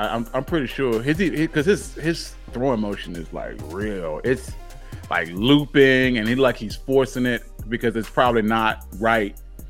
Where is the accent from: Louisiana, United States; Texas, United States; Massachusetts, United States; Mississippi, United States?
Louisiana, United States; New Orleans; Like, I'm from New Orleans. I represent the Saints. This is what we do. This is just part of who we are.